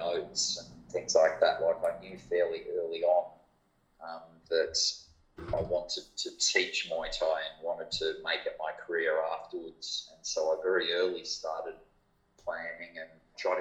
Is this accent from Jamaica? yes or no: no; Perth, Western Australia, Australia; also born or lived in Thailand / Japan; I was from Perth